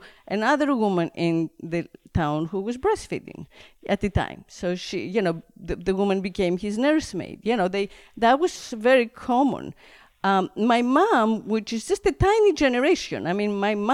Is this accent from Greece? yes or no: yes; Greece; where I grew up in Greece, there was always the garden